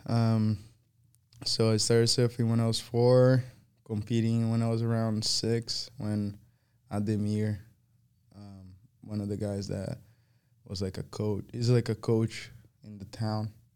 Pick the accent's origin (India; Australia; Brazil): Brazil; Guarujá, São Paulo; English is a second language; moved away; it's right on the beach, and that's where I grew up